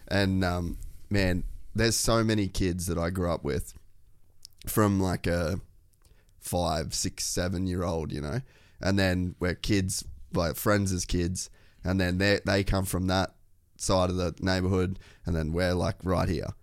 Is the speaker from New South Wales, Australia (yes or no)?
no; Cairns, Queensland, Australia; I grew up in Cairns